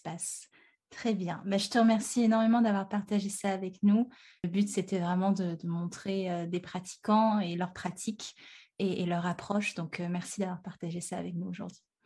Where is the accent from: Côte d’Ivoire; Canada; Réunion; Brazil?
Réunion; moved away; also born or lived in Montpellier; je viens de la Réunion